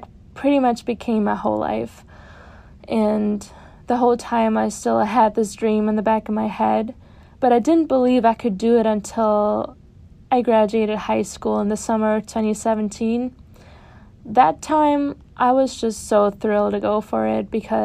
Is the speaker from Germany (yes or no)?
yes; Germany; moved away as an adult; now in near New York City, United States; I was born and raised in Germany, and I came to the United States in the fall of 2018 as a freshman.